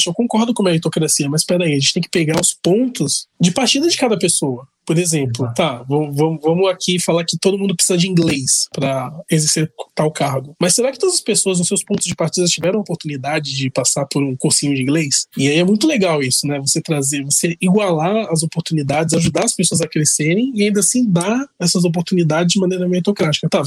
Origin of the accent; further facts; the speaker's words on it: São Paulo, Brazil; nós somos do Brasil, que é um país, entre aspas, rico, apesar das desigualdades, mas nós estamos no estado mais rico da federação.